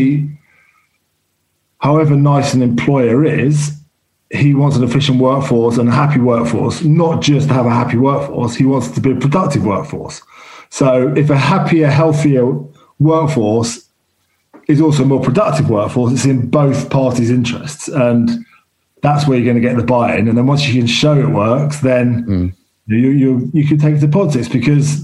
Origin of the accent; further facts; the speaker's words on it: London, United Kingdom; I grew up in London